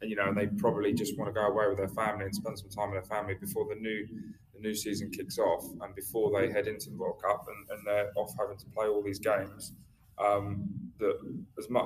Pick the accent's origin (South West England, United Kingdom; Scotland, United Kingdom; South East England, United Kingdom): South East England, United Kingdom; Brighton; also born or lived in Gloucester / Germany / outside London; when I was 6 years old, my dad moved to Brighton. So, and I've never moved since.